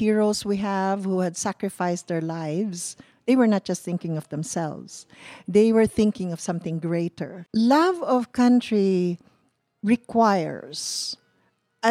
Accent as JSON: {"language": "English", "area": "Cebu", "region": "Central Visayas", "country": "Philippines", "moved": "as an adult", "lives_now": "United States", "said": "I am Filipino and I feel I'm Cebuana."}